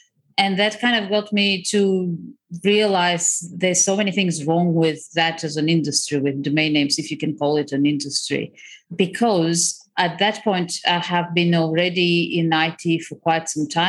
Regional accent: Crimea, Ukraine; moved away; also born or lived in Bulgaria; I was born in Ukraine, in the Crimea. I grew up between the Crimea and Bulgaria. So kind of Eastern Europe, pretty what I find classic Eastern upbringing, which when I came to the West seemed like very exciting for everyone.

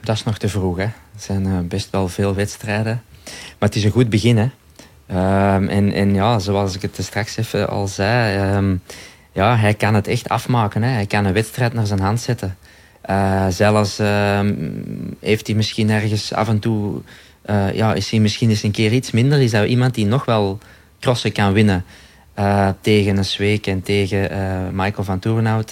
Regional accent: Belgium; wij als Belgen

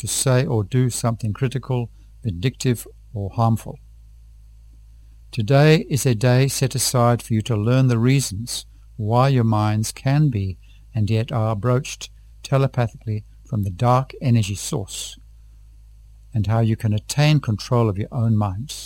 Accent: Tanzania; from Tanzania.

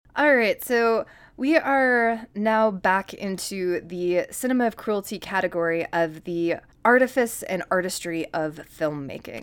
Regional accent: upstate New York, United States; moved away; I am also just from the upstate New York region, or just New York in general

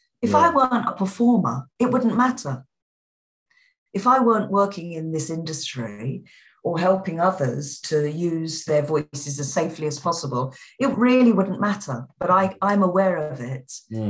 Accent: London, United Kingdom; accent: Cockney; My natural accent, as I've talked to people about it before, is Cockney London

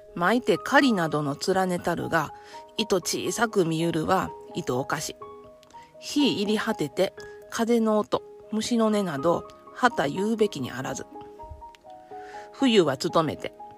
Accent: Nara, Japan; accent: Kansai; 私はま奈良に生まれも育ちもずっと奈良のこうニュータウンで生まれ育ったんですけどもね

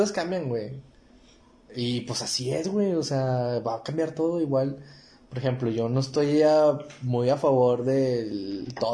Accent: Mexico; Y es que también aquí es muy difícil, güey, porque como mexicano

